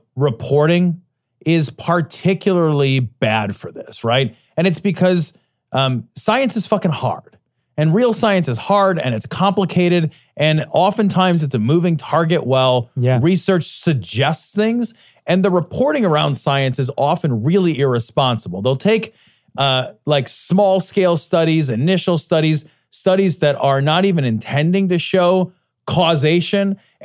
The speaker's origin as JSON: {"language": "English", "country": "Ireland", "said": "well, I'm Irish, like, my horn's not going to be that big."}